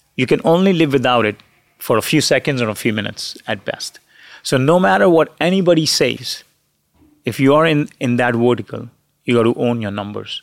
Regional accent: India; moved away; I grew up in India

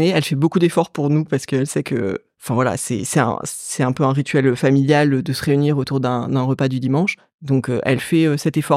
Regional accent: Paris, Île-de-France, France; De Paris. Je suis une parisienne. Ah. Je suis née à Paris. J'ai toujours vécu à Paris.

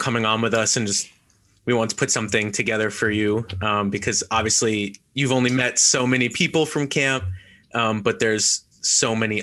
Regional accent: United States; I'm American

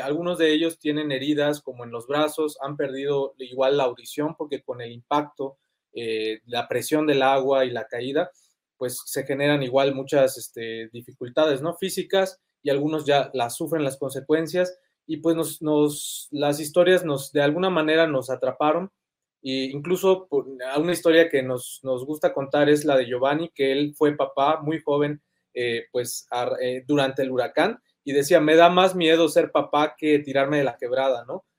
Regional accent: Yucatán, Mexico; yo soy originario de Yucatán

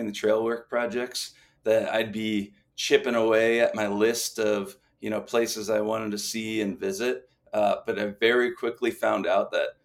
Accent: East Coast, Maryland, United States; moved away as an adult; now in Kalispell, United States; I moved from Maryland. I grew up on the East Coast, and I came out in 2011 to join AmeriCorps

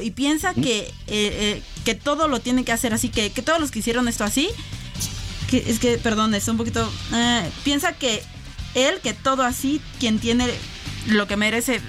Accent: Papantla, Veracruz, Mexico; papantla, mi tierra

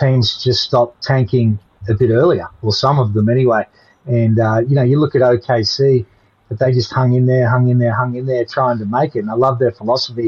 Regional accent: Victoria, Australia; I grew up in Victoria

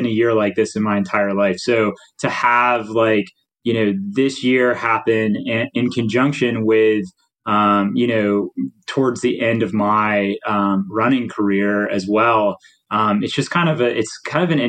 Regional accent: Nashville, Tennessee, United States; moved away; I'm from Nashville originally

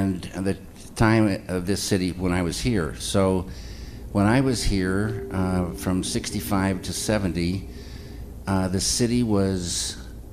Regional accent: the Northwest, Pacific Northwest, United States; moved away; also born or lived in Spokane / Missoula; I grew up in the Northwest, a lot of time in the woods, small towns

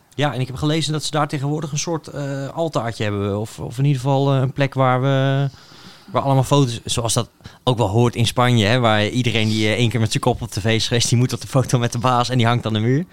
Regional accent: Netherlands

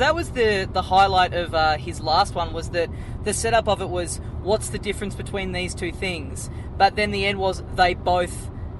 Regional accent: Australia; Yeah, Australian.

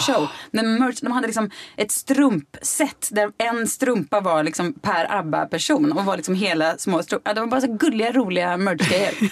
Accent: Mariestad, Västra Götaland, Sweden; moved away

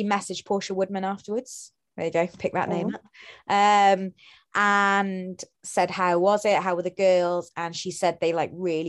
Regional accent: Wales, United Kingdom; being Welsh

